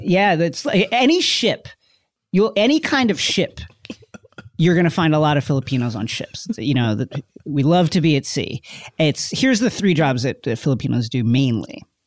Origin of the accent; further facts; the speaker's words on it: Queens and Long Island, New York, United States; I'm from, I'm from Queens and Long Island